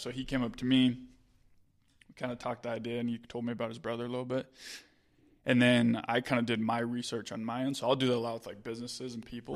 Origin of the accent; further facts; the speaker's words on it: Utah, United States; I'm from Utah